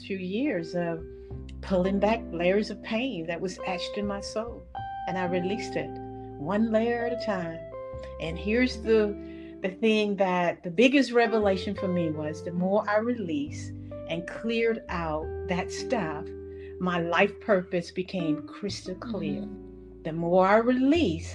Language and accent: English; Middle Georgia, United States; I grew up in Middle Georgia